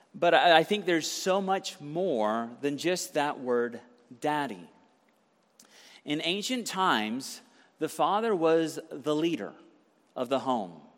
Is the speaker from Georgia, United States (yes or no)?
yes; Conyers, Georgia, United States; I grew up in Conyers, Georgia.